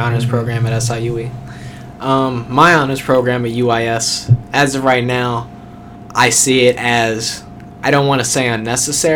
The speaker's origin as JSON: {"language": "English", "town": "Carbondale", "region": "Illinois", "country": "United States", "moved": "yes", "said": "I'm from Carbondale"}